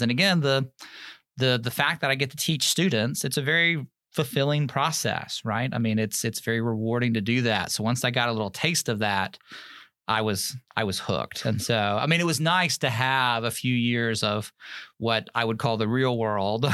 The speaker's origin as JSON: {"language": "English", "town": "Germantown", "region": "Tennessee", "country": "United States", "tie": "born or raised there", "also_born_or_lived": "New York City, United States", "moved": "as an adult", "lives_now": "Alabama, United States", "said": "I grew up outside of Memphis, Tennessee, a little suburb called Germantown"}